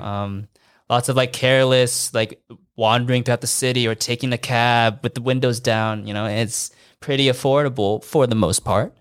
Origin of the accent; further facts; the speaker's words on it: United States; moved away as an adult; now in Shanghai, China; I haven't been home back to the States to see my family in three years